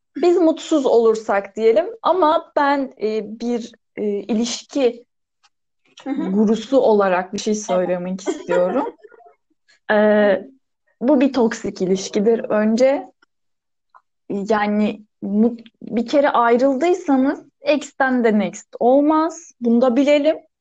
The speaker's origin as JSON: {"language": "Turkish", "region": "Adana", "country": "Turkey"}